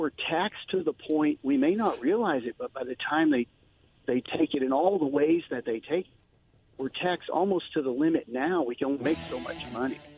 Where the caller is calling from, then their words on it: Wallowa, Oregon, United States; from Wallowa.